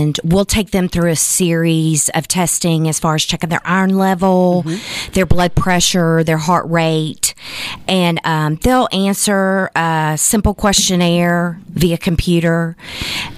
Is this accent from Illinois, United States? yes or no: no; Chattanooga, Tennessee, United States; my hometown of Chattanooga, Tennessee